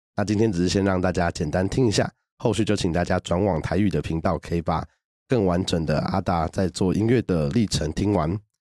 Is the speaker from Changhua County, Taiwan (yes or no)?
no; Taipei, Taiwan; 我是从小都到台北长大的